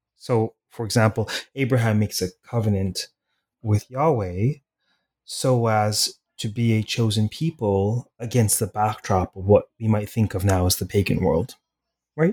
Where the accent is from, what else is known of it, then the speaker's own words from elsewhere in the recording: Toronto, Ontario, Canada; I was raised in Toronto